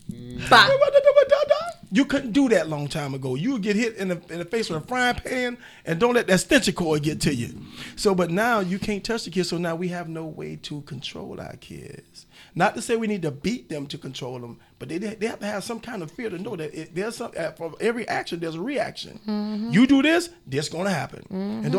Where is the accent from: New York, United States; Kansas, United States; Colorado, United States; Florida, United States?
Florida, United States; Miami; I come from Overtown, right at the Brown Sub, 46th Street, 23rd Avenue. I'm in Liberty City all my life